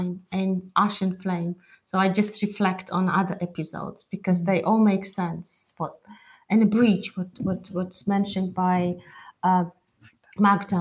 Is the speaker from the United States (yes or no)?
no; Imereti, Georgia; now in London, United Kingdom; I'm from Imereti. My mom is from Imereti too